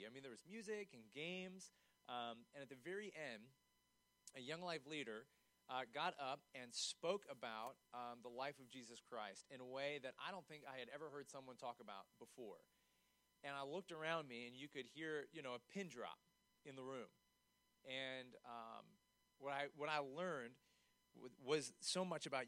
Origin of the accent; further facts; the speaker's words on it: York, Pennsylvania, United States; also born or lived in Shrewsbury, Pennsylvania; I grew up in York. I went to York Suburban High School